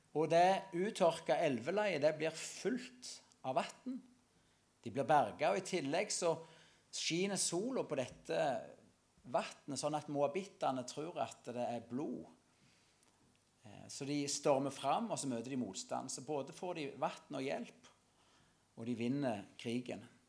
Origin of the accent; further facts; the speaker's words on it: Norway; Salte, det er der jeg kommer ifra, vokse opp